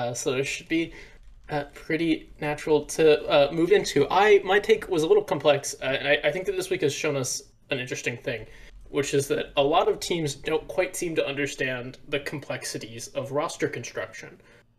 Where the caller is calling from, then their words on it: Dallas, Texas, United States; I'm also calling from Dallas, Texas.